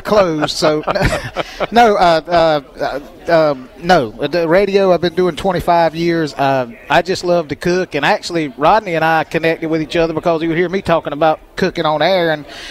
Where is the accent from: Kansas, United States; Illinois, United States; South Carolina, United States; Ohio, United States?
South Carolina, United States; Pageland; I'm a South Carolina guy. I'm from Pageland